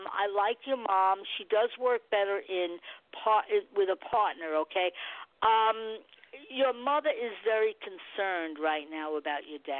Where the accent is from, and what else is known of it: Nebraska, United States